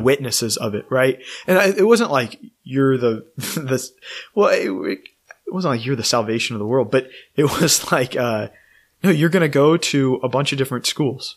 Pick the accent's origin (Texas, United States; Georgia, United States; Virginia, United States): Texas, United States; College Station; now in Austin, United States; I grew up in College Station